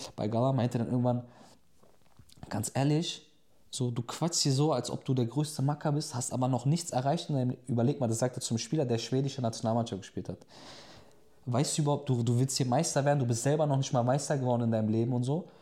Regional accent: Germany; moved away as an adult; now in Turkey; der aber in Deutschland aufgewachsen ist, in der Türkei zu leben

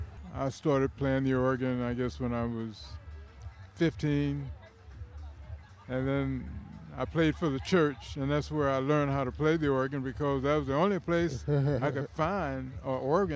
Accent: Oklahoma City, Oklahoma, United States; moved away; Oklahoma City.

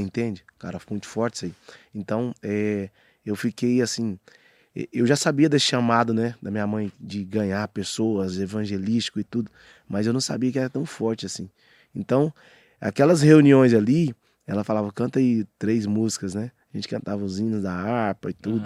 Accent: Aparecida de Goiânia, Goiás, Brazil; born or raised there; also born or lived in Arapoema, Tocantins

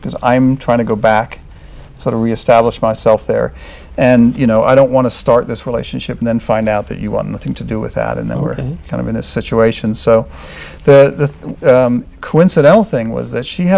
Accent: New York, United States; I was from New York

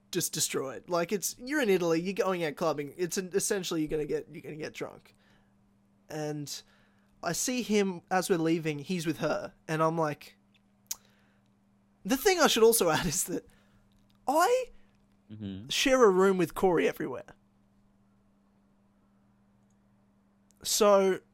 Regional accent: Queensland, Australia; local Queenslanders as well. So from my home state

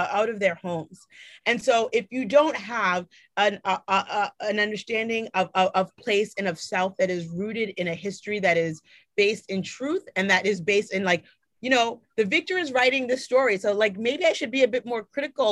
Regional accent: Boston, Massachusetts, United States; I grew up in Mattapan, right? Which is a, folks consider that to be like the blackest neighborhood in the city of Boston

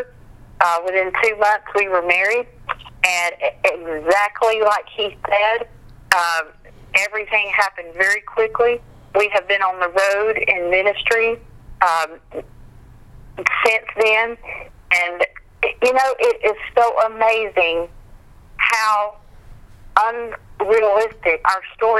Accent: Meridian, Mississippi, United States; my hometown, Meridian, Mississippi

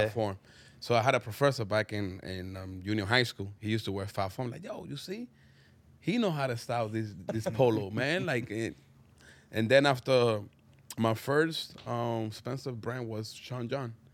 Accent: Dominican Republic; English is a second language; moved away; also born or lived in Harlem, New York; growing up in Dominican Republic

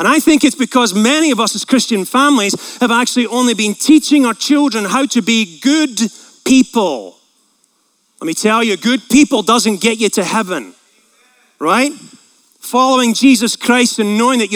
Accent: Scotland, United Kingdom; moved away; I'm from Scotland

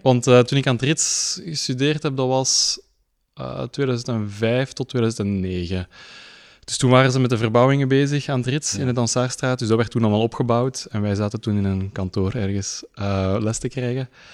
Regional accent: Leuven, Flanders, Belgium; ik ben in Leuven geboren, ehm, in Leuven naar school geweest

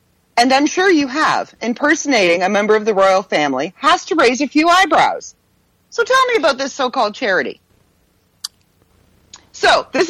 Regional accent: Canada; I'm Canadian after all

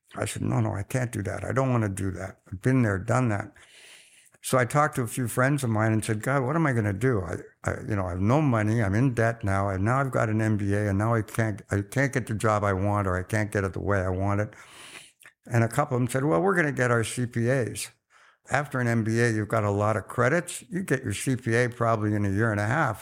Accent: Oxford, South East England, United Kingdom; now in Canada; I was born in Oxford just after the Second World War

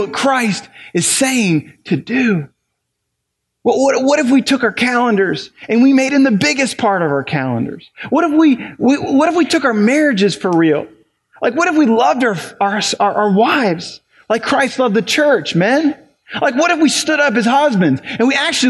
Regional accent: Ohio, United States; now in New Albany, United States; I'm from Ohio

